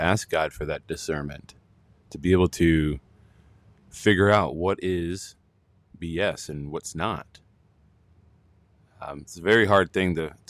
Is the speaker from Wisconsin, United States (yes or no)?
yes; Wisconsin, United States; also born or lived in New Jersey / Florida; I'm originally from Wisconsin, but I used to live in New Jersey for 12 years.